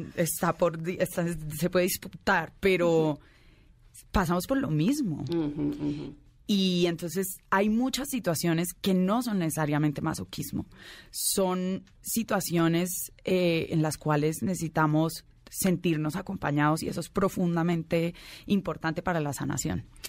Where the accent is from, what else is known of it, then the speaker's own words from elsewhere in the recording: Colombia; incluso como colombiana